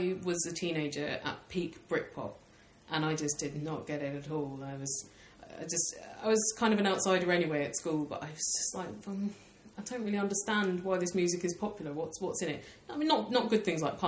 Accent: Tunbridge Wells, South East England, United Kingdom; I grew up in Tunbridge Wells

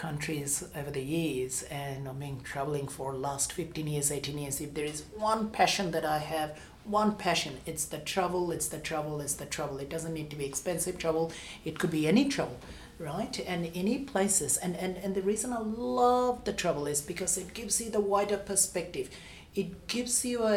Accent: Bangladesh; now in Australia; I was born in Bangladesh

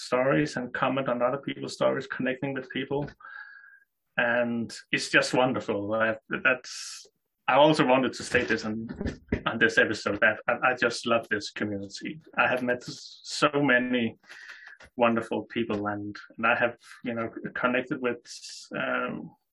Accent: Denmark; I'm 30 years old from Denmark.

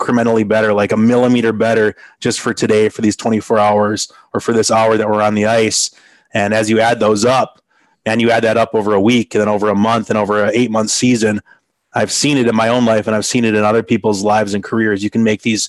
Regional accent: Green Bay, Wisconsin, United States; I grew up playing in the Green Bay area for the Green Bay Bobcats

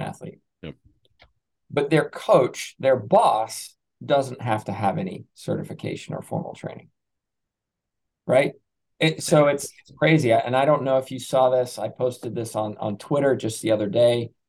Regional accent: England, United Kingdom; moved away as an adult; I'm originally from England, which you you probably don't know from my accent, but I came over here in 2004, so I came through a British sports system.

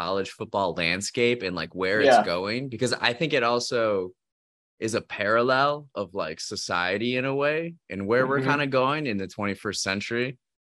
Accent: Wisconsin, United States; I'm from Wisconsin

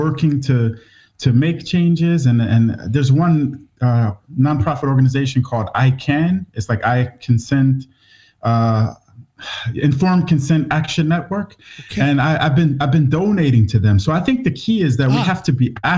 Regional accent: Cleveland, Ohio, United States; moved away as an adult; also born or lived in Malaysia / Borneo; now in Svalbard, Norway; I grew up in Cleveland, Ohio, in the USA

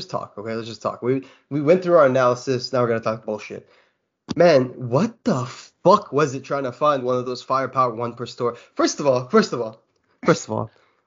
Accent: Kuwait; I'm from Kuwait

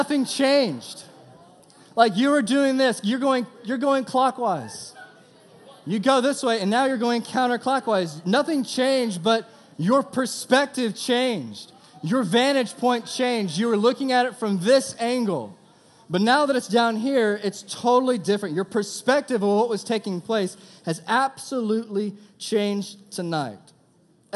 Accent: Texas, United States; I'm from Texas.

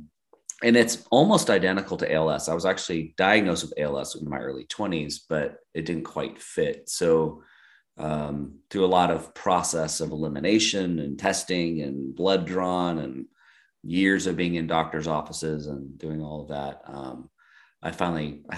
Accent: Eastern Oregon, United States; moved away as an adult; also born or lived in San Diego; now in Eagle, United States; I grew up in Eastern Oregon, right on the Oregon-Idaho border

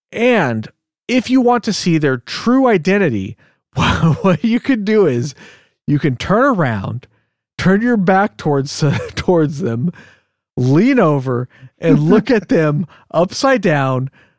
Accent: Diamond Bar, California, United States; But yeah, we grew up in Diamond Bar, which is on the border of Orange County and LA County. It's in LA County.

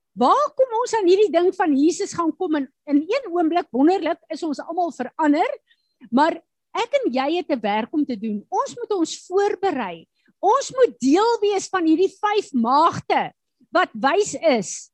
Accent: South Africa; as Suid-Afrikaners

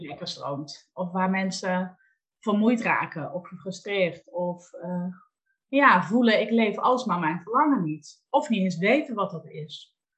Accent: North Limburg, Netherlands; now in Valkenswaard, Netherlands; Ik ben geboren in Noord-Limburg

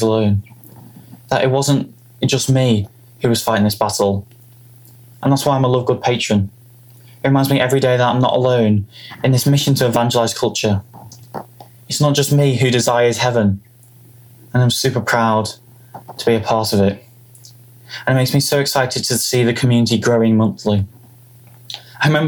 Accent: Liverpool, North West England, United Kingdom; I come all the way from Liverpool in England

